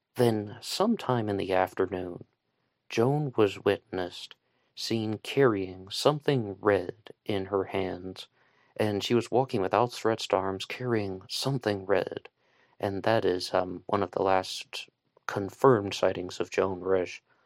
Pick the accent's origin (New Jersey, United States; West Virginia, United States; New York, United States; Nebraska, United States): West Virginia, United States; I'm from West Virginia.